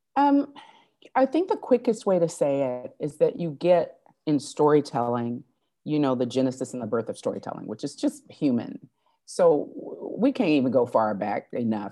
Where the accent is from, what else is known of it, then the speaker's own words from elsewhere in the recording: Fort Wayne, Indiana, United States; also born or lived in South Bend, Indiana; now in Los Angeles, United States; I'm from Indiana, born in South Bend, brought up in Fort Wayne, Indiana for as long as I can remember, uh, a Hoosier